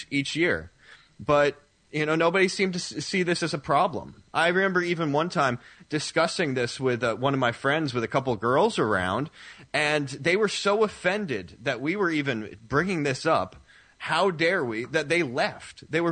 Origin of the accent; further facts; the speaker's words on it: the Northeast of the United States, United States; I grew up in the Northeast for the most part of the United States